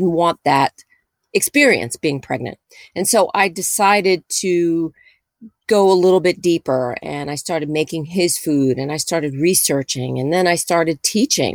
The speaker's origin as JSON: {"language": "English", "town": "New York City", "region": "New York", "country": "United States", "tie": "born or raised there", "said": "I'm a native New Yorker. I was born and raised in New York City."}